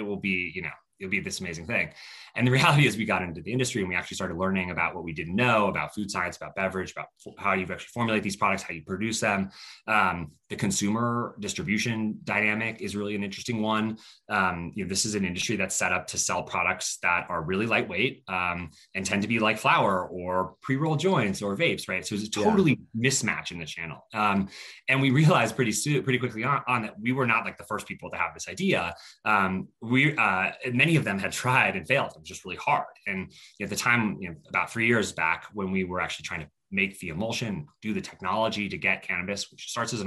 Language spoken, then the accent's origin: English; Colorado, United States; moved away; also born or lived in Stanford, California; I grew up in Colorado